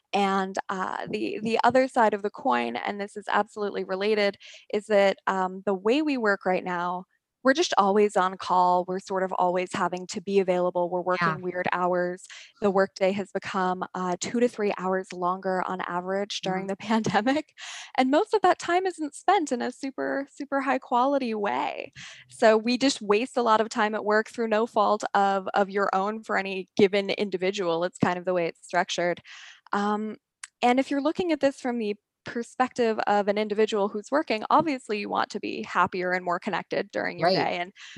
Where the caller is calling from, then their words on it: San Francisco, California, United States; I am calling in from San Francisco, the former hotbed of innovation and the current strange lockdown wasteland.